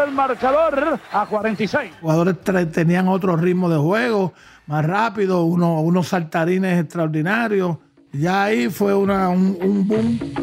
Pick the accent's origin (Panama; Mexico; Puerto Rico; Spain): Puerto Rico